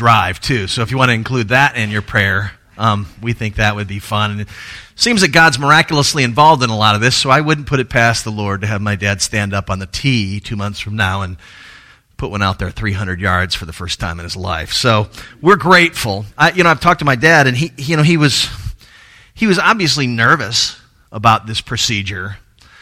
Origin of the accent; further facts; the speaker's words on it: Tallahassee, Florida, United States; moved away; go home to Tallahassee, which is my hometown